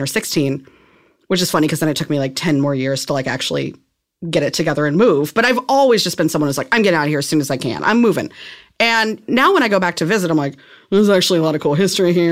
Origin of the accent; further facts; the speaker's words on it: outside of Saint Louis, Missouri, United States; moved away as an adult; I was, like, an hour outside of Saint Louis